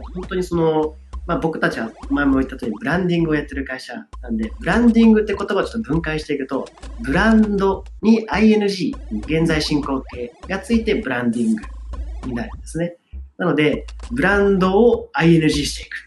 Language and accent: Japanese; Niigata, Japan; 私たち地元が新潟なんですけど